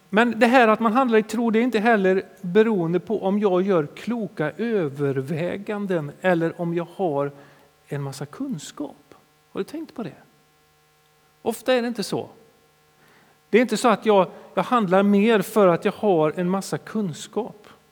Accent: Sweden; som svenskar

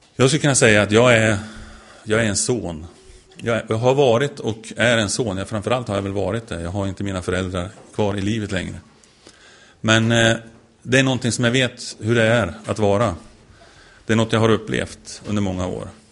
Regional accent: Sweden; jag är svensk

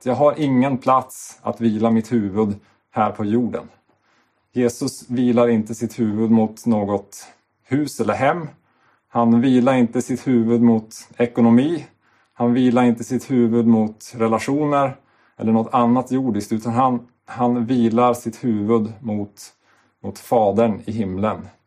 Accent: Sweden

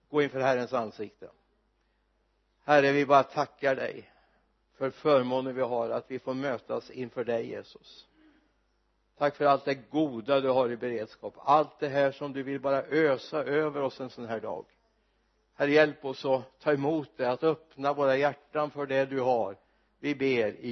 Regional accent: Mariestad, Västra Götaland, Sweden; i min hemort Mariestad

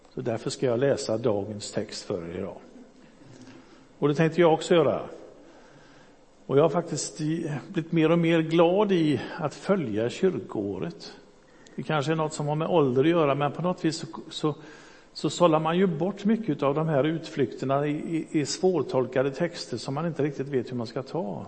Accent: Gothenburg, Västra Götaland, Sweden; also born or lived in Hisingen, Backa / Fiskebäck / Önnered; Jag är uppvuxen i Göteborg

